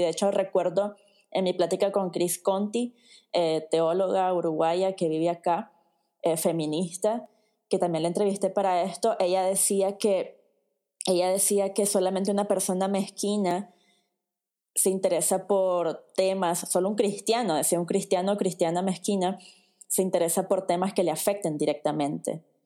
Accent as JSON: {"language": "Spanish", "country": "Nicaragua", "said": "en mi país, en Nicaragua"}